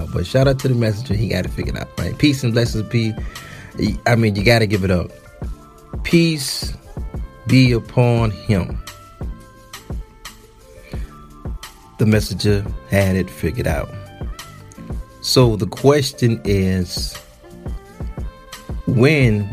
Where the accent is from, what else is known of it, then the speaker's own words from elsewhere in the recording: Detroit, Michigan, United States; I'm from Detroit